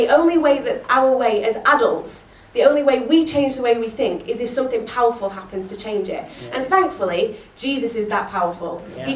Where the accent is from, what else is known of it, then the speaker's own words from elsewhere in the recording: Yorkshire and the Humber, United Kingdom; I'm a Yorkshire girl